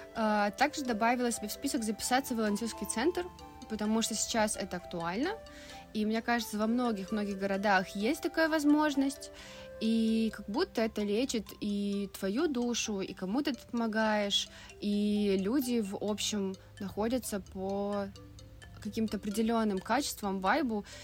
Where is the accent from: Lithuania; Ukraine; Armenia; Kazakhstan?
Lithuania; Vilnius, Vilnius County; moved away as an adult; also born or lived in Saint Petersburg; Я из Вильнюса сама и 18 лет переехала в Питер